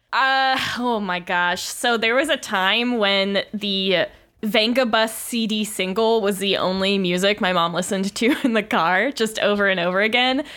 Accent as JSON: {"language": "English", "region": "Florida", "country": "United States", "said": "I am from Florida, in a way"}